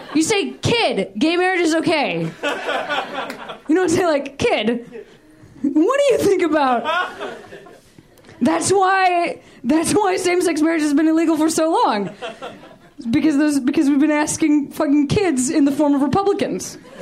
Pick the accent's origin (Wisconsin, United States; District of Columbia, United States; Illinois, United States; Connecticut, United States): Illinois, United States; my home state of Illinois